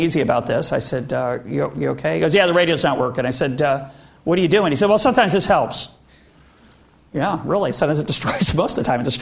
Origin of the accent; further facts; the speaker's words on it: United States; I'm speaking now as an American